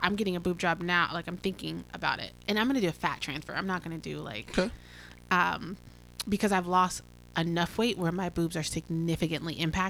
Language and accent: English; Tacoma, Washington, United States; I'm from Tacoma